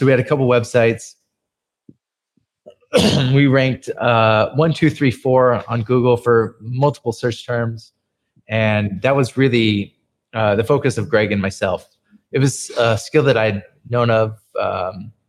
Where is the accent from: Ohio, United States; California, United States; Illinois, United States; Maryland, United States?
California, United States; San Francisco; moved away as an adult; now in Philippines; I was from San Francisco